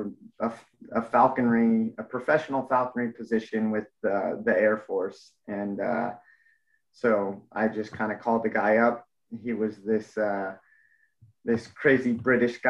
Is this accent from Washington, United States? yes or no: no; Mammoth Lakes, California, United States; moved away as an adult; also born or lived in Denver, Colorado; now in San Antonio, United States; I was born and raised in Mammoth Lakes, California